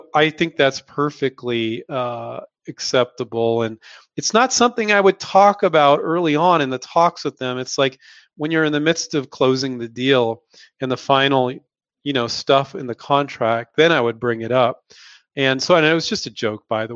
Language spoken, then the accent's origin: English; Silicon Valley, California, United States; moved away as an adult; also born or lived in San Diego, California / Chico, California; now in Henderson, Nevada, United States; Silicon Valley is where I grew up